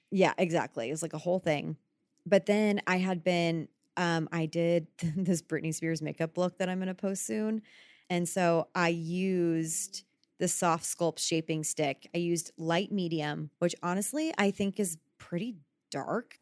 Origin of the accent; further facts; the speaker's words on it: Texas, United States; moved away; I grew up in Texas